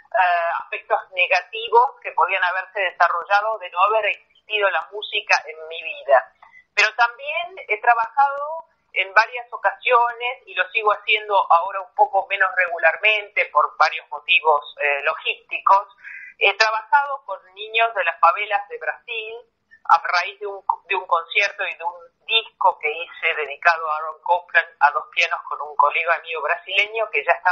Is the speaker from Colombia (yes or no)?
no; Argentina; moved away; yo estoy lejos de la Argentina, nunca en mi vida desde que me fui de Argentina he pasado tanto tiempo sin volver a mi país, mi mamá está allá